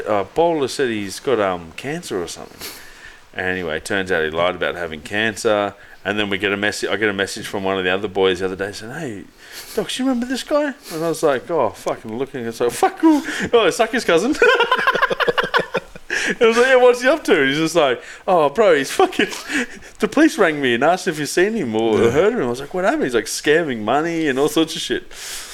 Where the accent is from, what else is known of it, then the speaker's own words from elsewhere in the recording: Australia; I'm Aussie, mate.